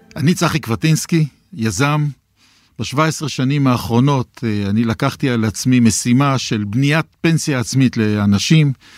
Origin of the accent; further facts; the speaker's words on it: Jerusalem, Jerusalem District, Israel; אני ירושלמי